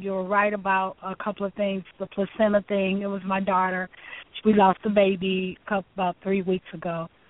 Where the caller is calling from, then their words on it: Illinois, United States; I'm calling from Illinois.